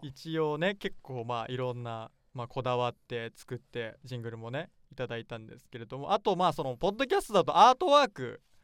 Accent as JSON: {"language": "Japanese", "town": "Nagoya", "region": "Aichi", "country": "Japan", "tie": "born or raised there", "said": "地元の名古屋で"}